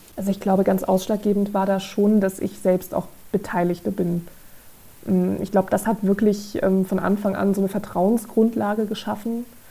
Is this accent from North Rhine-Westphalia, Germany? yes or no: no; Saarland, Germany; moved away; ich komme ursprünglich aus dem Saarland